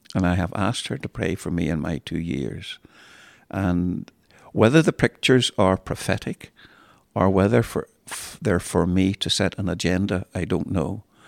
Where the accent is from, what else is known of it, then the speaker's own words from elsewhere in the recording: Cromwell Road, Belfast, Northern Ireland, United Kingdom; I grew up in Cromwell Road